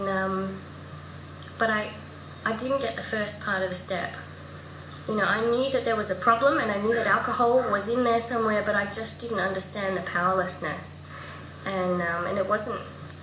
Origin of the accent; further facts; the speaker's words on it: Adelaide, South Australia, Australia; moved away as an adult; also born or lived in Melbourne; I grew up in Adelaide and I moved to Melbourne